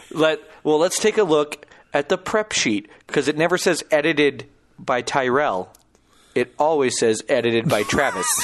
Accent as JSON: {"language": "English", "region": "Saskatchewan", "country": "Canada", "said": "I'm from Saskatchewan"}